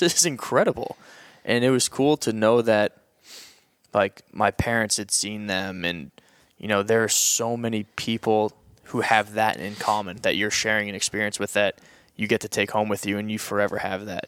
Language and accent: English; New England, United States; as a kid growing up in New England